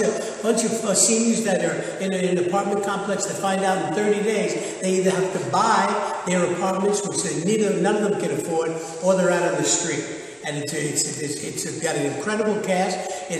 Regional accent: New York, United States; I was born and raised in the South Bronx in the projects, and that's where I got it. There were 10 of us around the table all the time, and you had to learn to survive if you're an Irish Catholic and from a big family in the South Bronx.

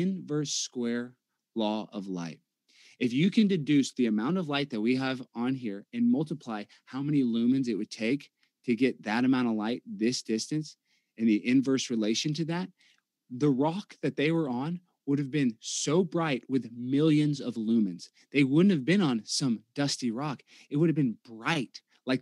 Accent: Texas, United States; I'm from Texas

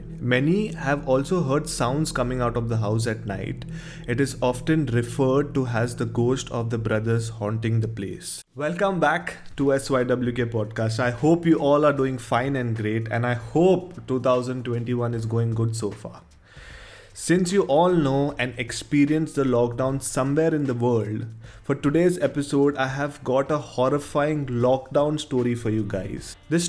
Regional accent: Goa, India; now in Santamol, India; I was born and brought up in Goa, and I am currently studying and preparing for my TYBCOM. I live near the DiMello's house, which is in Santamol, Goa.

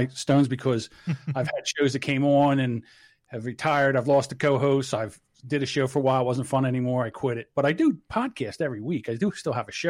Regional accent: New Jersey, United States; I am straight from New Jersey.

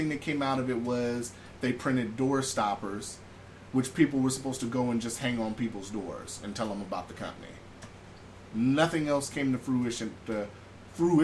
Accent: California, United States; now in Alaska, United States; born and raised in California and then living here

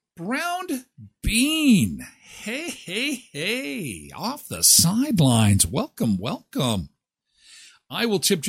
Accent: Canada; I'm from Canada

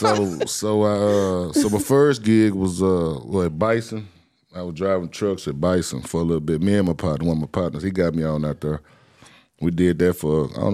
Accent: Dallas, Texas, United States; I'm from Oak Cliff

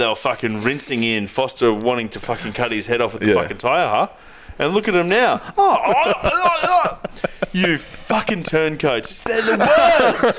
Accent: New Zealand; as we say in fucking New Zealand.

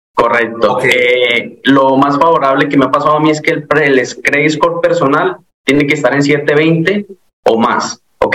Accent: Colombia; moved away as an adult; now in Florida, United States; yo soy de Colombia, llevo aquí aproximadamente cinco años y vivo en el estado de la Florida

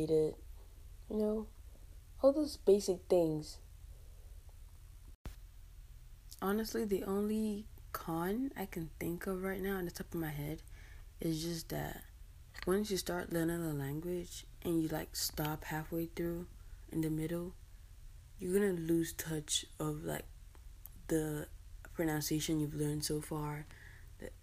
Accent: Calabar, Cross River, Nigeria; first language English; now in United States; I'm from Cross River, Calabar, Nigeria

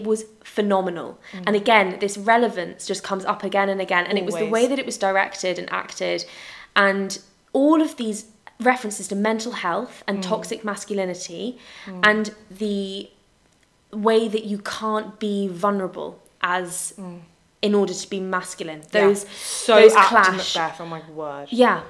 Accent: United Kingdom; we're British

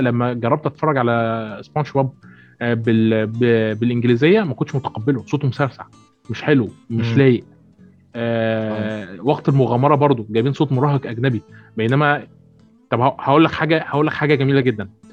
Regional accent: Port Said, Port Said Governorate, Egypt; انا من بورسعيد

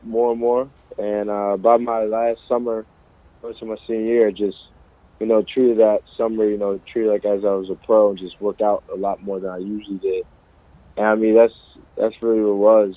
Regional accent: Philadelphia, Pennsylvania, United States; it's my hometown team

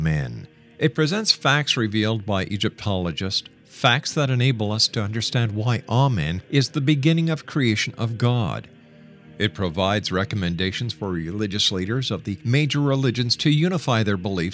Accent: Canada; I'm a Canadian, and I'm also a person who is very proud of my country

